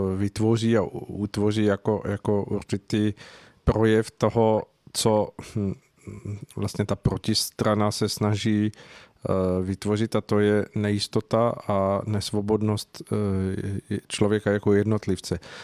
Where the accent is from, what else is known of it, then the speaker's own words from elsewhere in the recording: Czechia; tady u nás v Čechách